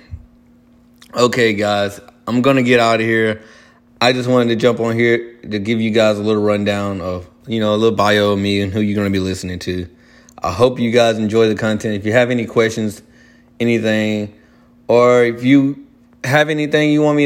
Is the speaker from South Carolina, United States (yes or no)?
yes; Spartanburg, South Carolina, United States; moved away as an adult; also born or lived in Chesnee, South Carolina / Columbia, South Carolina; now in Charlotte, United States; I grew up most of my childhood and teenager lifestyle in Spartanburg, South Carolina